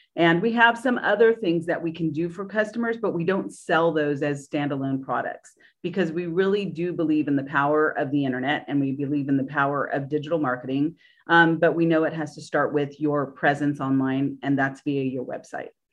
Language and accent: English; Orange County, California, United States; moved away as an adult; now in Nashville, United States; I was from Orange County, California